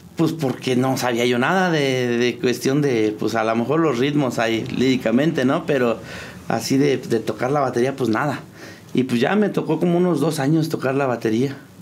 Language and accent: Spanish; Tecozautla, Hidalgo, Mexico; Tecozautla Hidalgo. Hay un, hay un ranchito ahí donde, donde nacimos todos. A mí ya no me tocó nacer ahí. Pero todos crecimos ahí, en el rancho de la Alameda, Tecozautla Hidalgo.